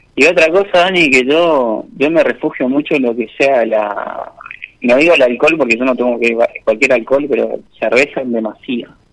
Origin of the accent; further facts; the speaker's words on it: Posadas, Misiones, Argentina; Soy de Posadas. Posadas Misiones